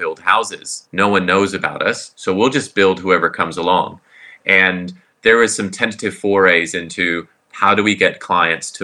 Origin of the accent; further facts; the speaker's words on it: Florida, United States; also born or lived in Southern California / Auckland; now in Queenstown, New Zealand; I grew up in Florida, went to Southern California